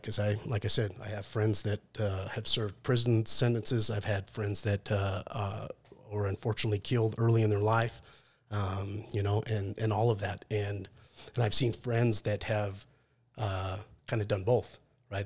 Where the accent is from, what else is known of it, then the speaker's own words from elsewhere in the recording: Salt Lake City, Utah, United States; I grew up in Salt Lake City